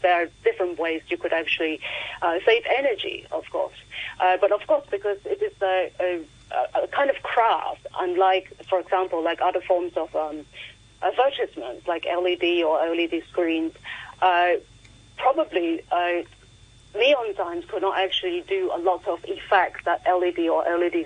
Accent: Hong Kong; moved away as an adult; I grew up in the 90s and 80s in Hong Kong

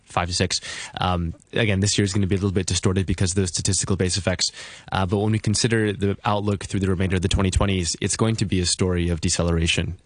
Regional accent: United States; being an American

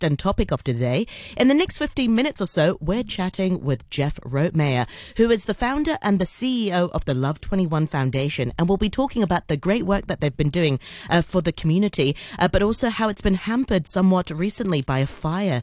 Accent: Hong Kong; I grew up in Hong Kong

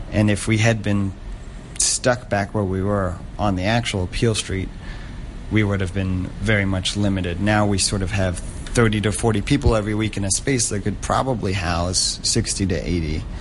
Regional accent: Hong Kong; as a third culture kid growing up in Hong Kong, which is that you never really feel too connected to where you're from

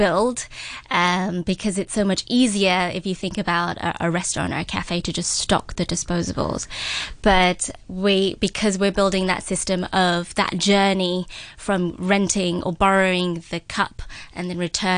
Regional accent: London, United Kingdom; moved away; I grew up in London

